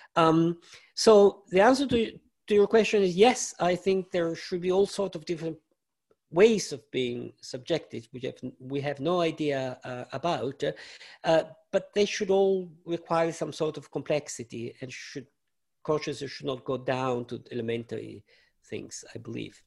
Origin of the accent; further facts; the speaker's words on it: Italy; I grew up in Italy